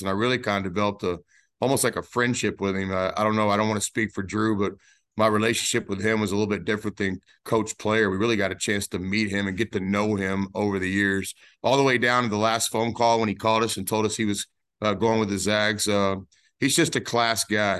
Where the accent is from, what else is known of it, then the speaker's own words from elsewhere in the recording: Dallas-Fort Worth Metroplex, Texas, United States; my hometown of the Dallas-Fort Worth Metroplex